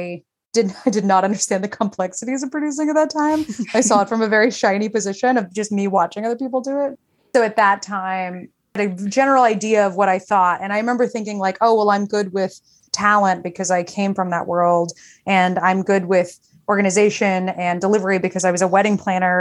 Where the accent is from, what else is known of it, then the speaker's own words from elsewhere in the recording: Texas, United States; moved away; I'm from Texas